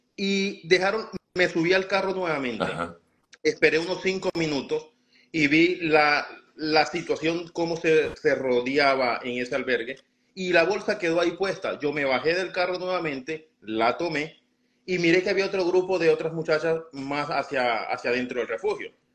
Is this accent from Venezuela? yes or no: yes; Venezuela; moved away as an adult; now in Chicago, United States